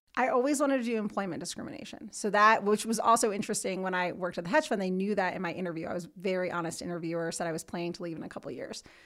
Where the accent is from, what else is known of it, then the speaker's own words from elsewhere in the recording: New Jersey, United States; moved away as an adult; now in Denver, United States; from New Jersey originally, if you can hear it.